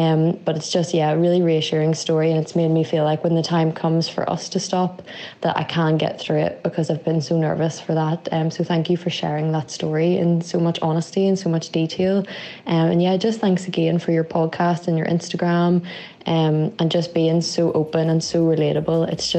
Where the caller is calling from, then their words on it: Northern Ireland, United Kingdom; I'm listening from Northern Ireland.